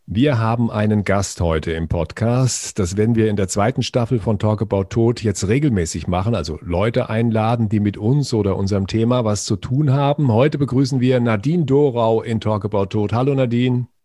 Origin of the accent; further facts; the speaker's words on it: Frankfurt, Hesse, Germany; hier bei uns in Frankfurt